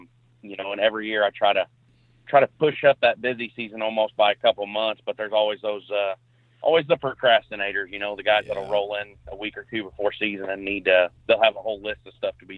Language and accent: English; Perryville, Missouri, United States; So I'm from Perryville, Missouri. It's a not a super small town, but not a huge town. I'm about 75 miles south of St. Louis, and my county that I live in actually butts up to the Mississippi River.